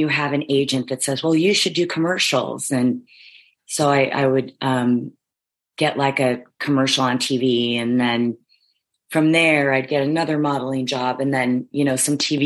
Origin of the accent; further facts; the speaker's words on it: Kansas City, Missouri, United States; moved away as an adult; also born or lived in California; now in Los Angeles, United States; I was raised in Kansas City from like 7 till my first year of college, 17 years old